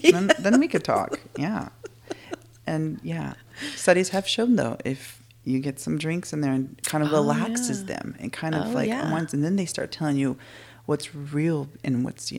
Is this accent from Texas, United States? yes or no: yes; Texas, United States; I'm from Texas